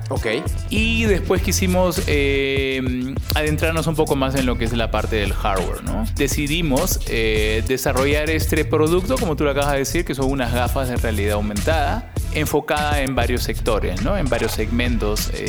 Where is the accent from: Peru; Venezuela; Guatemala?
Peru; now in Mexico; yo, si te habrás dado cuenta por mi acento, yo no soy mexicano, soy peruano.